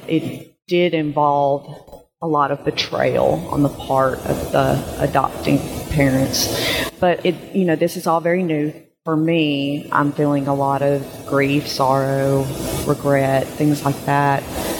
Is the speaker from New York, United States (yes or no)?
no; Georgia, United States; I am from Georgia.